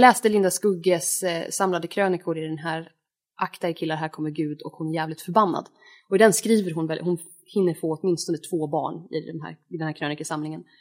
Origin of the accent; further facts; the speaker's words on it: Norrland, Sweden; Jag är uppvuxen i Norrland